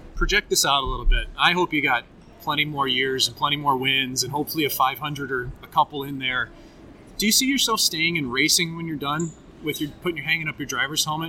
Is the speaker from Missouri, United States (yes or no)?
yes; St. Louis, Missouri, United States; the one start that I ever had in St. Louis playing against my hometown team